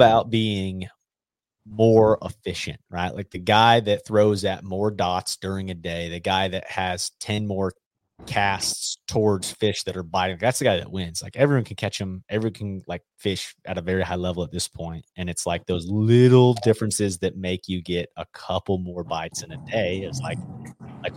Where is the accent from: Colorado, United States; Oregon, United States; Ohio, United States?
Colorado, United States; growing up in Colorado